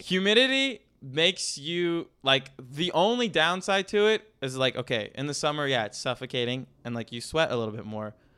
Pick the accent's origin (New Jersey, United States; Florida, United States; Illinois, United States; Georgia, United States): Florida, United States; also born or lived in Colorado; now in Las Vegas, United States; I'm from Florida